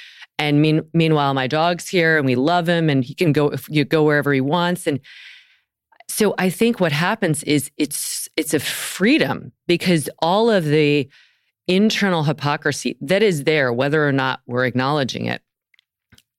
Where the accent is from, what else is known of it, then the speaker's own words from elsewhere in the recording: the South, United States; I grew up in the South